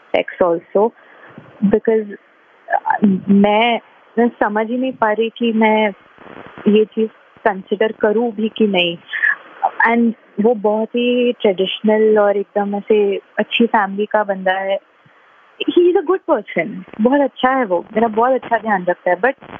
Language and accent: Hindi; Mumbai, Maharashtra, India; मैं बॉम्बे से हूँ